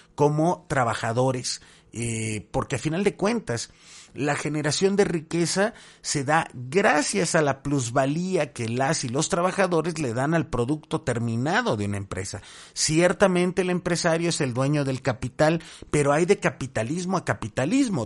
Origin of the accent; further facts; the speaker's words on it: Mexico; tenemos como mexicanas y mexicanos